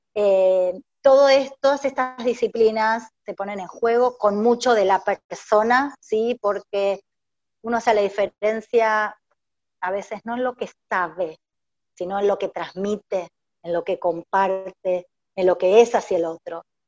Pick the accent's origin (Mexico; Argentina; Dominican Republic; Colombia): Argentina; now in Paraguay; todos estos años acá en Paraguay, porque yo originalmente soy de Argentina